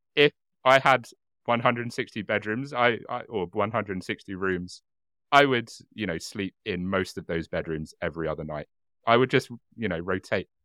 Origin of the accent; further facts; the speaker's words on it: United Kingdom; as a British person